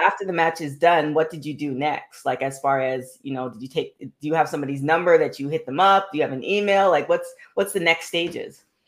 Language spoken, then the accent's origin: English; Toronto, Ontario, Canada; my hometown, the Six.